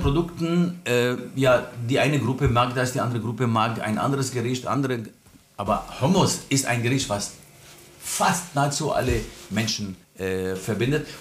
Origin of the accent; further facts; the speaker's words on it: Lebanon; German is a second language; moved away as an adult; now in Berlin, Germany; Ich komme ursprünglich aus dem Libanon, vor 42 Jahren hierher als äh, ja, auch Flüchtling damals gekommen.